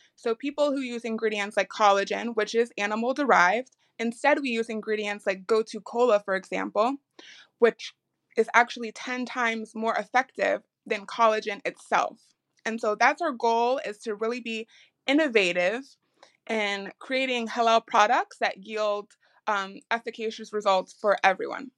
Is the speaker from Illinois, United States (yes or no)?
yes; Chicago, Illinois, United States; we are based out of Chicago, and I am from Chicago